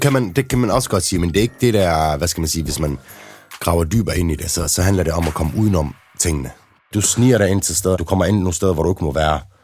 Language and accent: Danish; Denmark; der, hvor jeg voksede op i Trillegården